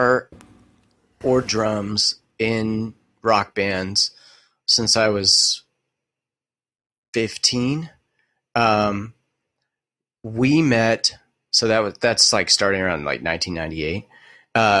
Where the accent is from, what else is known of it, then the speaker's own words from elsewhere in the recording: Beaumont, Texas, United States; also born or lived in Canada; I was born and raised in Beaumont, Texas